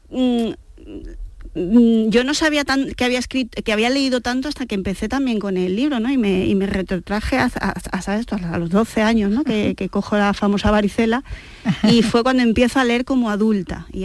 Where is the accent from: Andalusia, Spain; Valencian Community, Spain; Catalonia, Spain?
Andalusia, Spain; Seville; accent: andaluz; Cuando salgo de Andalucía, nadie, nadie, nadie jamás en la vida me dice, ah, pero eres sevillana.